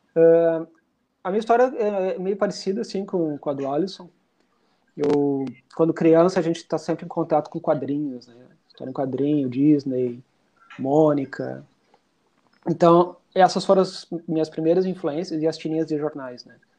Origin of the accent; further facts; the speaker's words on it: Rosário do Sul, Rio Grande do Sul, Brazil; now in Porto Alegre, Brazil; Eu sou de Rosário do Sul, mas eu moro aqui em Porto Alegre já faz tempo